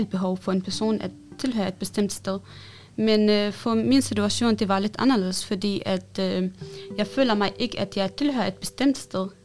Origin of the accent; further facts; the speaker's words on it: Denmark; born there; also born or lived in Syria; Jeg er født i Danmark og gik i børnehave.